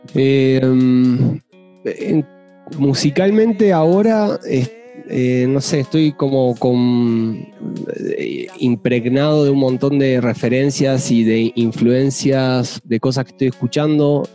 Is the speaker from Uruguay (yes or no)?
yes; Uruguay; moved away as an adult; also born or lived in Santiago, Chile; now in Mexico; soy uruguayo, estuve... estuve viviendo los últimos siete años en Chile